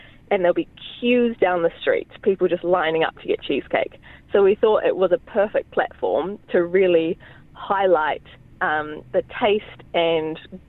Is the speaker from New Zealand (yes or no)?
yes; New Zealand; I'm from New Zealand.